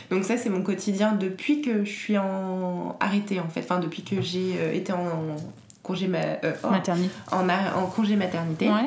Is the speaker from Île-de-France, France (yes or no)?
yes; Paris, Île-de-France, France; born there; also born or lived in Normandy / Martinique / Alsace; je suis née à Paris, mais j'ai pas mal déménagé dans ma vie. Je suis allée en Normandie, en Martinique, en Alsace et je suis revenue à Paris.